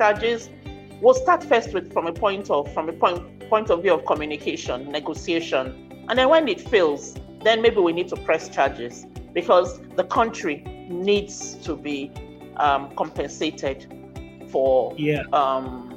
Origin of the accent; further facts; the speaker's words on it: Nigeria; I'm talking as a Nigerian